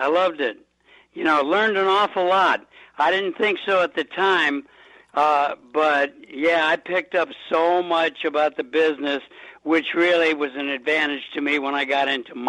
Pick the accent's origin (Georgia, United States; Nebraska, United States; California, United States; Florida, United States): California, United States; Los Angeles; moved away as an adult; also born or lived in Manhattan, New York; now in Rochester, United States; Well, yeah, I grew up in Los Angeles. I was born in Manhattan, New York, and when my dad and Dean Martin started doing movies together, we moved out to Los Angeles. So I lived there, you know, until I was in my 40s, I guess.